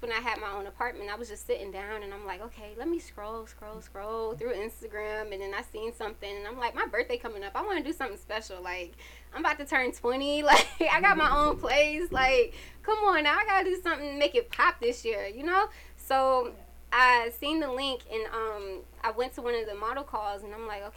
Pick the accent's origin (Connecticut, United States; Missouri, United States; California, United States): Connecticut, United States; now in Atlanta, United States; I'm from Connecticut